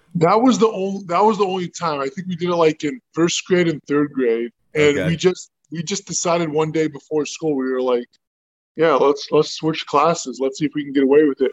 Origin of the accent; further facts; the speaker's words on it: Southern California, United States; we grew up in Southern California.